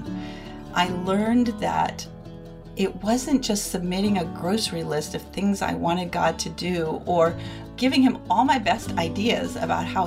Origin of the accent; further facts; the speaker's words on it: Bristol, Rhode Island, United States; also born or lived in Columbia, South Carolina; now in Lexington, United States; I'm a Yankee transplant from Bristol, Rhode Island, now living outside of Columbia, South Carolina.